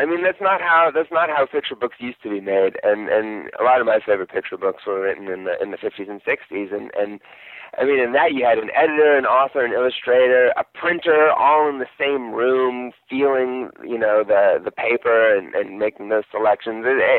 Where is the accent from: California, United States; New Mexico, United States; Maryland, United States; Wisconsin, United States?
California, United States; East Bay; I grew up in the East Bay, so I live very close to where I grew up. And I've lived in California my whole life, basically.